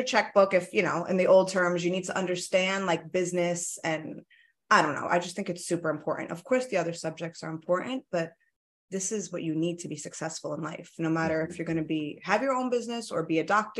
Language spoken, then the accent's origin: English; New York City, New York, United States; first language Italian; English is a second language; So I am from Queens, born and raised.